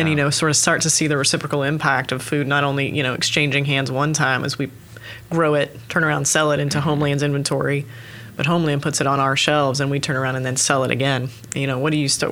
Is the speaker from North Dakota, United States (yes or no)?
no; Oklahoma City, Oklahoma, United States; moved away as an adult; also born or lived in St. Louis, Missouri; I actually was born and raised in Oklahoma City area, so Northwest Oklahoma City